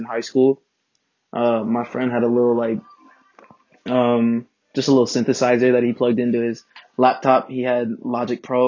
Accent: Inland Empire, California, United States; I'm from the Inland Empire. Not really Los Angeles

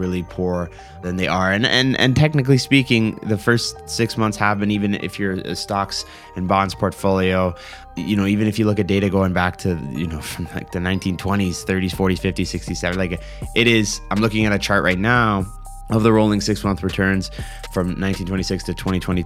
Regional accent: Canada; as a Canadian

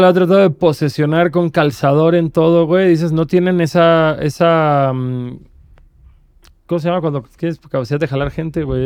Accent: Cancún, Quintana Roo, Mexico; soy de Cancún

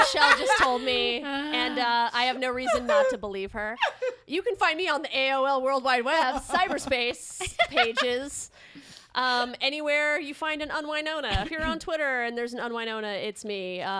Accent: Salt Lake City, Utah, United States; born or raised there

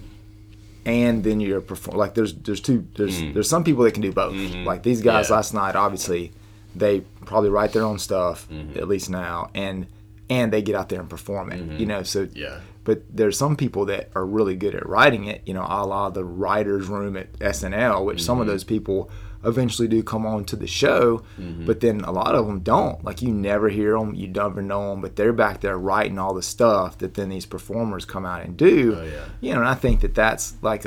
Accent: Southern, United States; accent: Southern; not my Southern accent

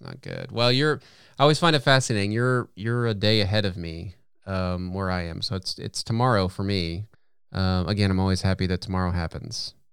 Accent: United States; an American

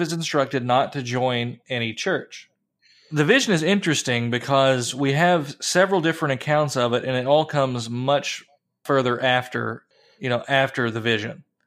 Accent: Appalachia, United States; growing up in Appalachia and stories from my grandmother

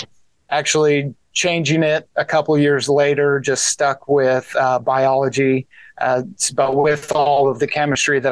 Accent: Andover, Kansas, United States; also born or lived in Lincoln, Nebraska; now in Kansas City, United States; middle school and high school, I grew up in Wichita and then went to the University of Kansas after high school.

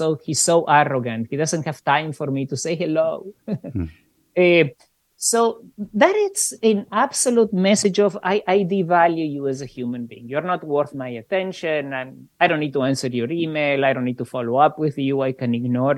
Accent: Argentina; moved away; also born or lived in Australia / Canada; I grew up in Argentina under a fascist dictatorship

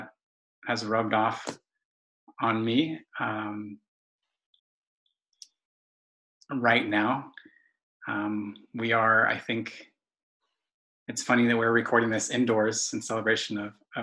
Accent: Los Angeles, California, United States; I grew up in East Hollywood

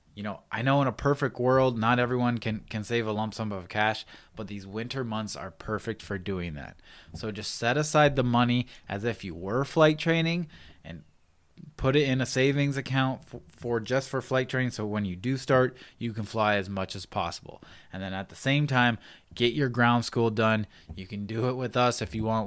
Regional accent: Pacific Northwest, United States; now in San Diego, United States; I grew up in the Pacific Northwest, and I started my pilot training in the Pacific Northwest

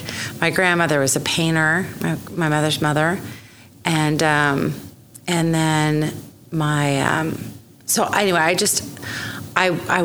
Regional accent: Oklahoma City, Oklahoma, United States; I was born here in Oklahoma City

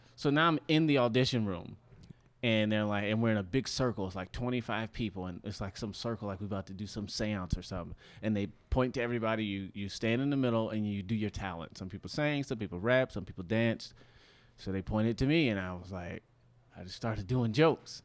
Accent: Detroit, Michigan, United States; moved away as an adult; now in Los Angeles, United States; when I moved from Detroit to L

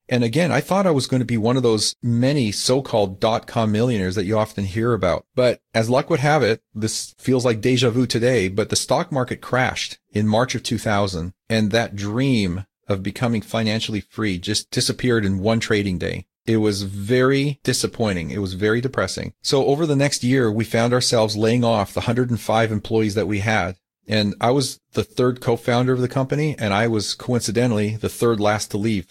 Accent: Calgary, Alberta, Canada; now in California, United States; I grew up in Calgary

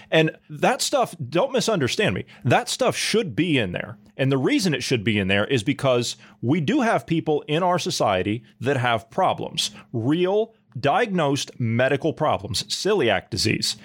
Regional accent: United States; as an American

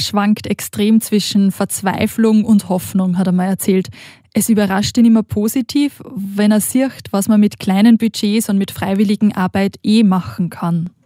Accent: Austria; moved away as an adult; now in Switzerland; Wie man vielleicht hört, bin ich aus Österreich, aber der Schocke und der Liebe wegen in die Schweiz gekommen

